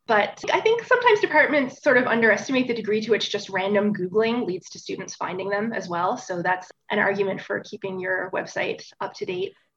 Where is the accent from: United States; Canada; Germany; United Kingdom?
Canada; Bonavista, Newfoundland and Labrador; moved away as an adult; I grew up in Outport, Newfoundland, in a small town called Bonavista, about 3,500 people